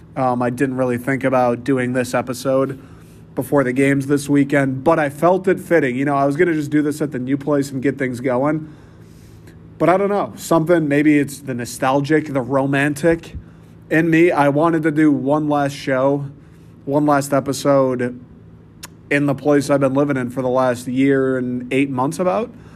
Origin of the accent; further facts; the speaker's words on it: Troy, Michigan, United States; moved away as an adult; I grew up in Troy. I love Troy